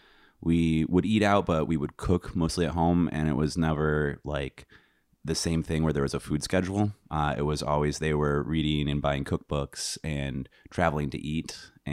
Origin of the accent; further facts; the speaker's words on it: Michigan, United States; I'm from Northern Michigan. Well, West Michigan.